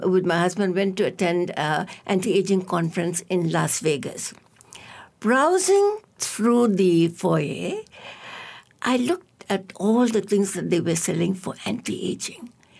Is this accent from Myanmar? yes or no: yes; Myanmar; moved away as an adult; also born or lived in Yangon, Myanmar / England / Canada; now in Malaysia; I taught at the University of Rangoon, from where I graduated. I'm from Myanmar. Mm-hmm. And then after that, I studied in England and I studied in Canada, went back to the University of Rangoon to teach.